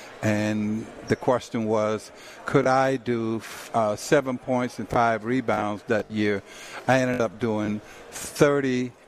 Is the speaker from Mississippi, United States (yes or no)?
yes; Silver City, Mississippi, United States; I was born in Silver City, Mississippi, and I was born by a midwife, and we didn't have birth certificates.